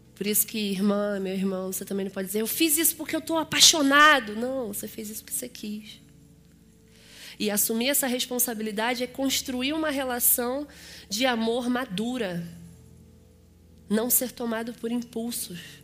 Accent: Rio de Janeiro, Brazil; eu sou carioca. Vocês devem ter reparado que o meu sotaque é diferenciado

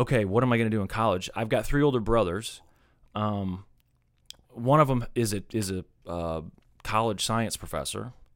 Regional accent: Kansas City, Missouri, United States; growing up in Kansas City

